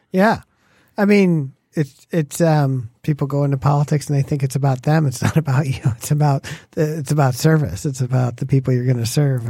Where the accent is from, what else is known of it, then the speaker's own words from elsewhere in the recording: Farmington Hills, Michigan, United States; I grew up in Farmington Hills